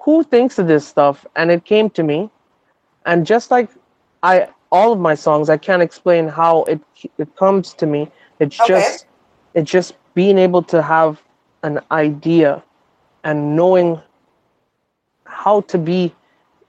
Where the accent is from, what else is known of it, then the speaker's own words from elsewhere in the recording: Toronto, Ontario, Canada; I'm from Toronto